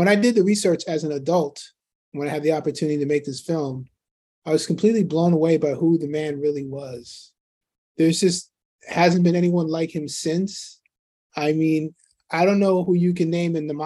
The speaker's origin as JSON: {"language": "English", "town": "New York City", "region": "New York", "country": "United States", "tie": "born or raised there", "said": "I grew up in Queens, New York"}